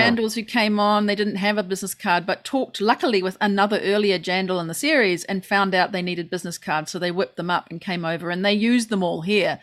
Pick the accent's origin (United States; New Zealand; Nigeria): New Zealand